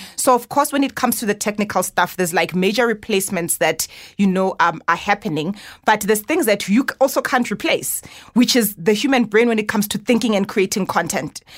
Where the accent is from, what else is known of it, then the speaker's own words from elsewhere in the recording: Johannesburg, Gauteng, South Africa; born in Soweto, grew up in Orlando West